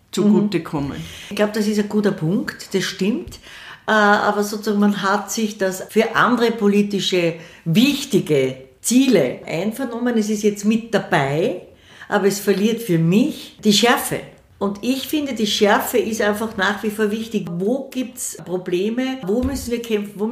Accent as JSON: {"language": "German", "region": "Vienna", "country": "Austria", "said": "Ich bin eine stolze Wienerin"}